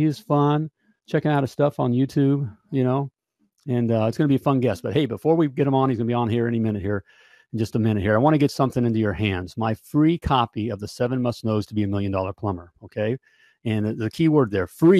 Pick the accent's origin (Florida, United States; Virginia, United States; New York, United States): Florida, United States; Winter Park; I grew up in Winter Park, Florida